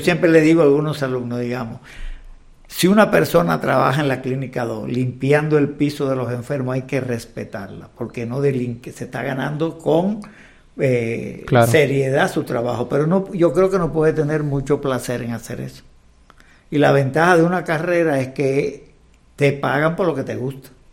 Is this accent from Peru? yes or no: no; Cuba; born or raised there; moved away as an adult; also born or lived in Havana, Cuba; now in Mexico